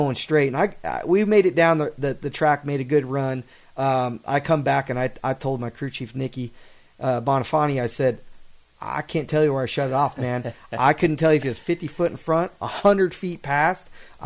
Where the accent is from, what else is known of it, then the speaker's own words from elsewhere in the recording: Southern California, United States; growing up in Southern California, we'd always go to the Supercross events at Anaheim.